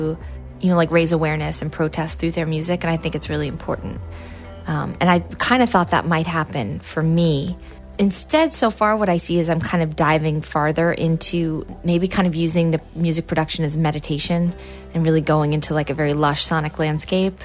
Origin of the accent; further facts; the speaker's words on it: Lake Placid, New York, United States; I grew up in Lake Placid